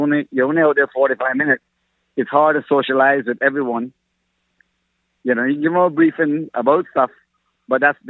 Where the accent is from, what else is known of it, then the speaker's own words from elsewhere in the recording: Bay Islands, Honduras; also born or lived in Grand Cayman, Cayman Islands; now in Cayman Islands; I'm actually from the Bay Islands, Honduras, but I've lived here 35 years of my life.